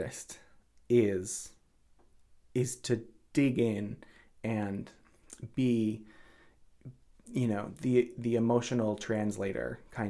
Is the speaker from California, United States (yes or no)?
no; Marshfield, Massachusetts, United States; moved away as an adult; also born or lived in Boston / Cape Cod; I grew up in Marshfield.